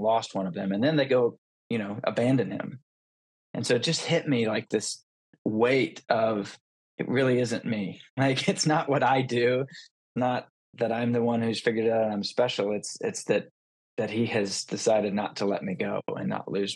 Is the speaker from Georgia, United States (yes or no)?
yes; Atlanta, Georgia, United States; I was born in Atlanta, Georgia, and I grew up in a Christian household